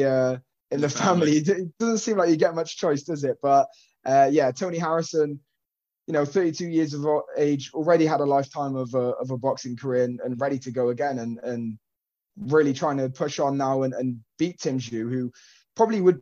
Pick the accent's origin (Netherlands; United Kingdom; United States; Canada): United Kingdom; as British fans